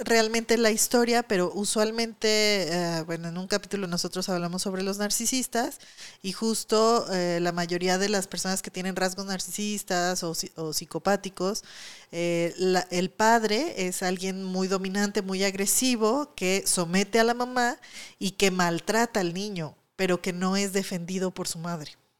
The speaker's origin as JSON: {"language": "Spanish", "country": "Mexico", "said": "aquí en México"}